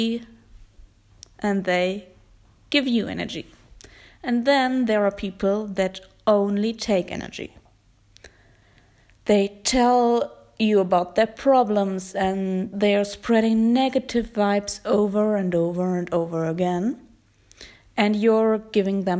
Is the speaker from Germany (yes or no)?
yes; Germany; accent: German; English is a second language; my German accent